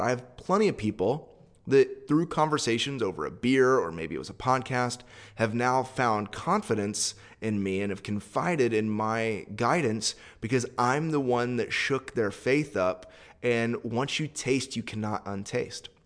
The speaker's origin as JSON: {"language": "English", "country": "United States", "said": "I'm a Westerner. I'm an American."}